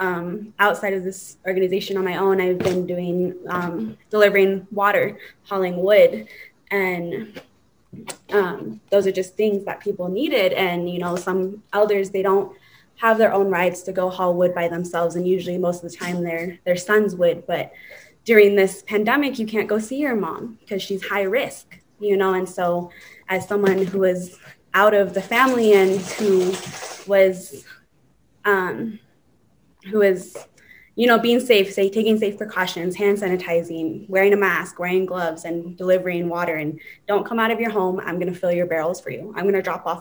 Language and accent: English; United States; I'm from the Navajo Nation